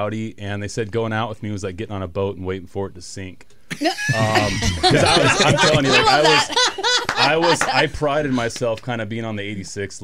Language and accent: English; Utah, United States; I grew up in Utah